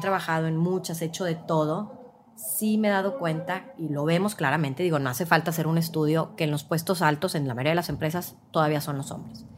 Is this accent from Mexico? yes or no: yes; Mexico; por como fuimos criadas o culturalmente en México